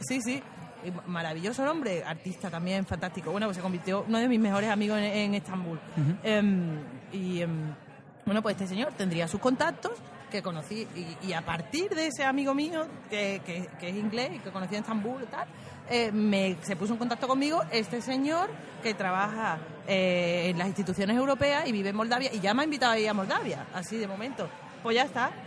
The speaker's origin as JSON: {"language": "Spanish", "country": "Spain", "also_born_or_lived": "Turkey", "moved": "yes", "said": "siendo española"}